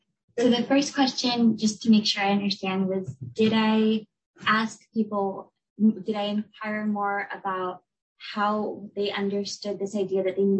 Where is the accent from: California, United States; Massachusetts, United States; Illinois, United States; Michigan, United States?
California, United States; Southern; So I grew up in Southern California, right, which is another site of a really large Vietnamese American community